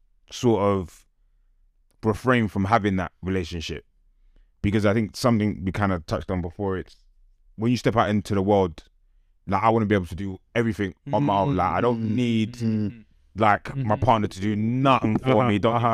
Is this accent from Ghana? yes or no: yes; Ghana; I think, being Ghanaian, I get what she's saying.